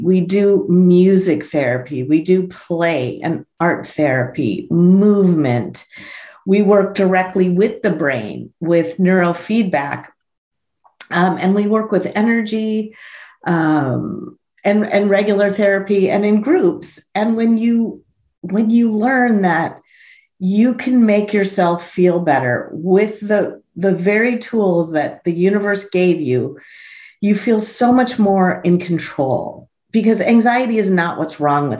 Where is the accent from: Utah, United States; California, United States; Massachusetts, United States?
California, United States; Los Angeles; I was born in Tarzana